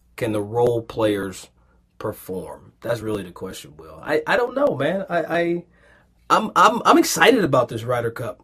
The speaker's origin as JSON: {"language": "English", "town": "Versailles", "region": "Kentucky", "country": "United States", "tie": "born or raised there", "said": "I grew up in a place called Versailles, Kentucky"}